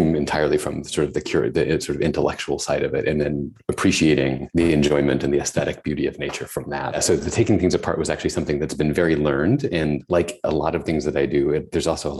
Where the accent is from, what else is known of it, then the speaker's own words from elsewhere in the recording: Tennessee, United States; I grew up in Tennessee, where it was very hot and humid